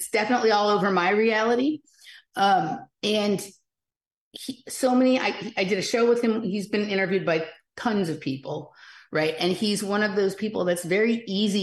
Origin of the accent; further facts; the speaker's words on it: Los Angeles, California, United States; I grew up in Chatsworth, which is a very unusual suburb of Los Angeles